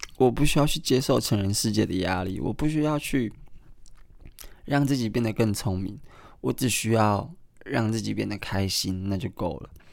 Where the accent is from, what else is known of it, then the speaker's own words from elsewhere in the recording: Kaohsiung, Taiwan; 我是高雄人